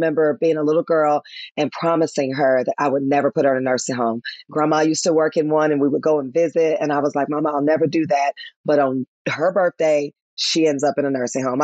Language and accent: English; Memphis, Tennessee, United States; moved away; also born or lived in Atlanta, Georgia; my hometown of Memphis, Tennessee